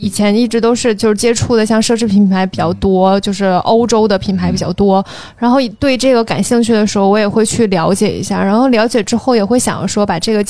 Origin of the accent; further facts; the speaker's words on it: Beijing, China; 我从小在北京土生土长